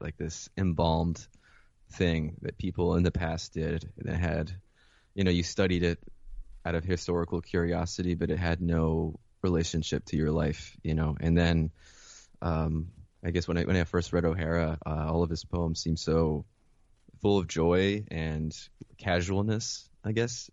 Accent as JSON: {"language": "English", "town": "Mount Vernon", "region": "New York", "country": "United States", "tie": "born or raised there", "also_born_or_lived": "Caracas, Venezuela / Philadelphia", "said": "And then I moved uh, with my mother to Mount Vernon, which is where she grew up"}